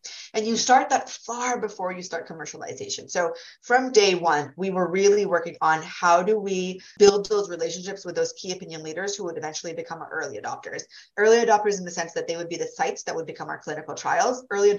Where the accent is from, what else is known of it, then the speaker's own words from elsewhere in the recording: Massachusetts, United States; without hating on my home state, Massachusetts